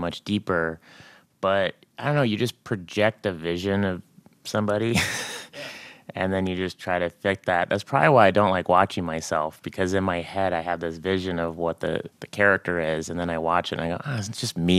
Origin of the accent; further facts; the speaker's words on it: Tulsa, Oklahoma, United States; I grew up in Tulsa, Oklahoma